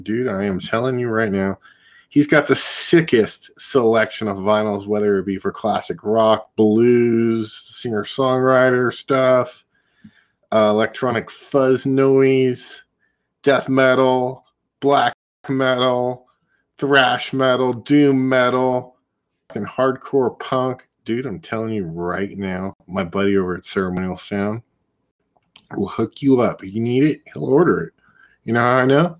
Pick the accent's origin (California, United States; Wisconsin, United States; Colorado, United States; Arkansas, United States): California, United States; Northern Central; I'm from Northern Central California, and I'm very proud to say that I was raised around a lot of Mexicans